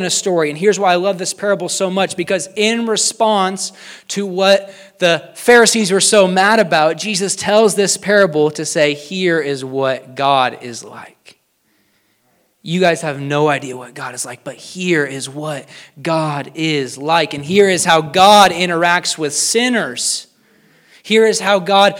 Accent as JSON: {"language": "English", "town": "King City", "region": "Missouri", "country": "United States", "tie": "born or raised there", "said": "I grew up in King City, Missouri"}